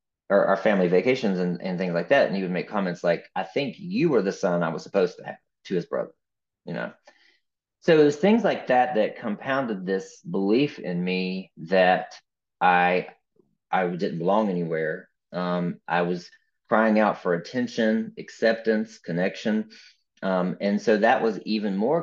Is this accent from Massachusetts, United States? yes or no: no; West Virginia, United States; I grew up in West Virginia